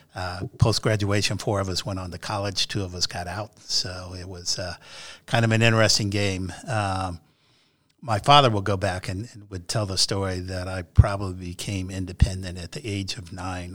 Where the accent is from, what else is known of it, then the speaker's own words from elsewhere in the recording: Indianapolis, Indiana, United States; also born or lived in Monrovia, Indiana; I grew up here in Indianapolis, uh, born at Methodist Hospital